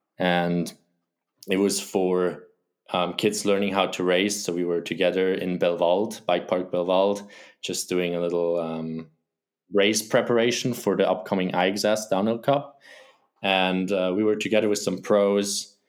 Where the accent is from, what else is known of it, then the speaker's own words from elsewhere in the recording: Wilderswil, Bern, Switzerland; I grew up in Wilderswil, a small village next to Interlaken. Maybe some people know that. It's a very touristy place.